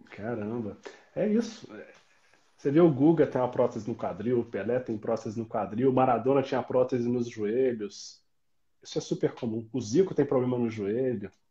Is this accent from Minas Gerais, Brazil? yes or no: yes; Itajubá, Minas Gerais, Brazil; accent: mix of São João del Rei and Itajubá; now in Juiz de Fora, Brazil; por ser do sul de Minas, eu sou de Itajubá